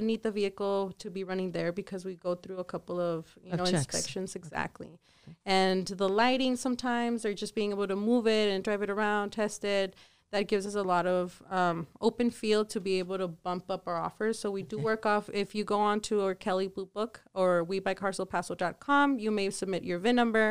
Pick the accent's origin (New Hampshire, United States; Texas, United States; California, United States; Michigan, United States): Texas, United States; El Paso; also born or lived in Ciudad Juárez, Mexico / Dallas, Texas; I'm from El Paso. Born and raised. El Paso and Juarez